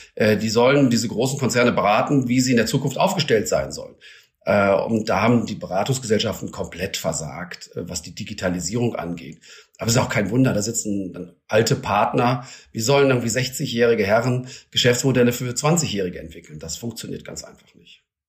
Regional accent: Germany; bei uns in Deutschland

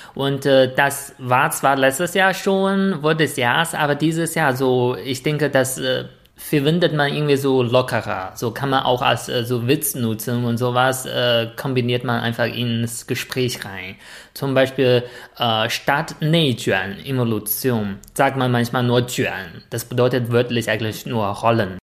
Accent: China; als Chinese

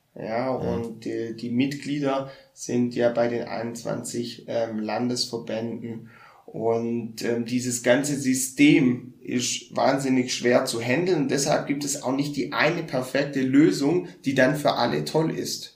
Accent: Baden-Württemberg, Germany; ich bin ja auch Schwabe

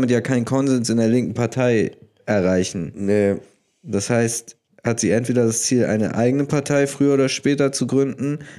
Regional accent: Bavaria, Germany; wo ich als Bayer sagen würde, klar, weitermachen.

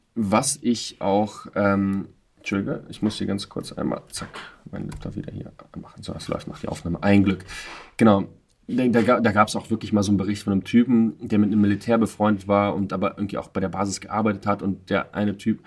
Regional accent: Russia; ich bin selber Russe

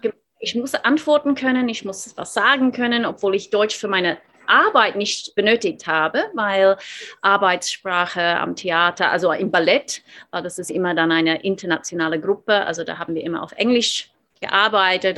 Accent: Australia; German is a second language; moved away as an adult; also born or lived in Seoul, South Korea; now in Munich, Germany; Ich dachte immer, ich bin Australierin, ich bin in Australien aufgewachsen

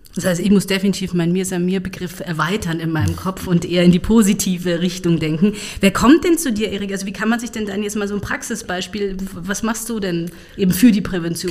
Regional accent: Munich, Bavaria, Germany; ich bin Münchnerin, geboren in München

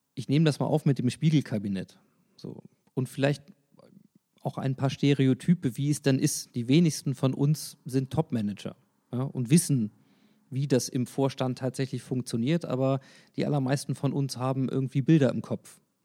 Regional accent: Hanover, Lower Saxony, Germany; Als Hannoveraner

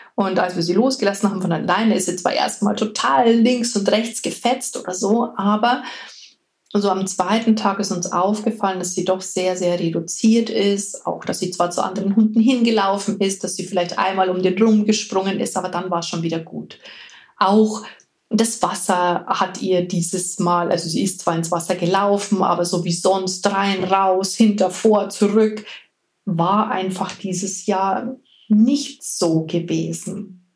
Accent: Bavaria, Germany; Hier bei uns in Bayern

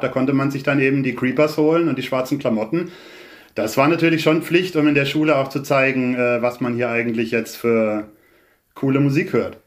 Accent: Baden-Württemberg, Germany; ich bin ja jetzt weder in Köln noch in Berlin groß geworden, sondern in einem kleinen Dorf

